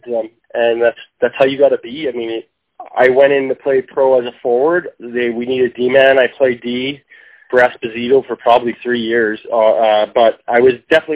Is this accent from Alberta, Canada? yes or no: yes; Calgary, Alberta, Canada; I grew up in the northeast Calgary, Alberta, in the city of Calgary